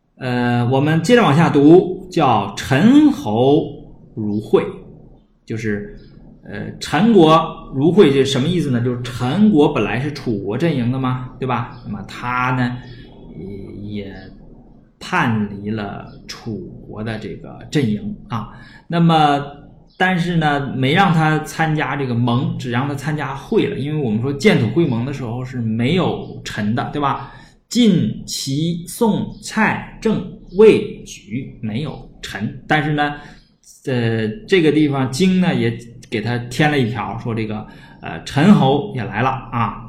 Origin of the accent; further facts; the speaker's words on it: China; 我们中国人